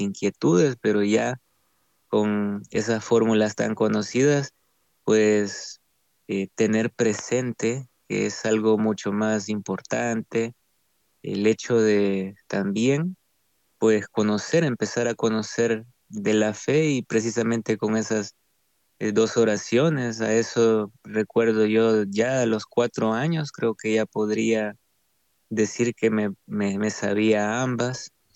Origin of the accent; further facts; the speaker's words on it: Santa Tecla, La Libertad, El Salvador; also born or lived in San Salvador; nací en San Salvador, en la capital, pero crecí casi toda mi vida en Santa Tecla, en una ciudad cercana a la capital.